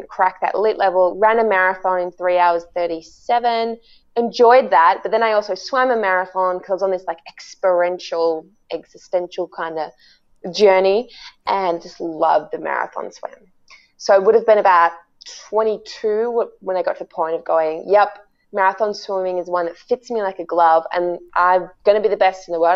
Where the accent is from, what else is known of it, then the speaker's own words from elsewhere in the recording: Melbourne, Victoria, Australia; I was in grade 6, growing up in Balwyn in Melbourne, Australia